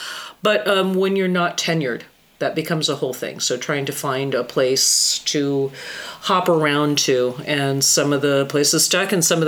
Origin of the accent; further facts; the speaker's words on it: Fairbanks, Alaska, United States; born there; Fairbanks, Alaska is where I was born.